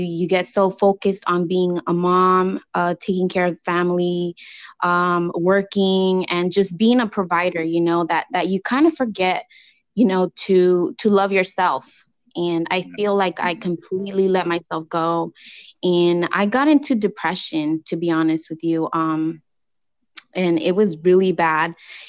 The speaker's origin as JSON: {"language": "English", "region": "California", "country": "United States", "tie": "born or raised there", "said": "I was raised here in California"}